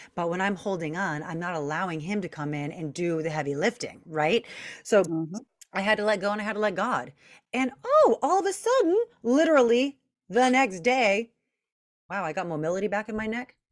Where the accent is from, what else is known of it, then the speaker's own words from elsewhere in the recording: Long Beach, California, United States; I'm from Long Beach, California